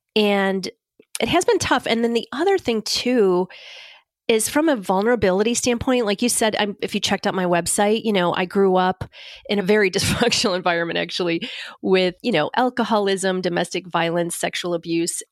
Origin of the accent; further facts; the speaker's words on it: Northeast, United States; I'm from the Northeast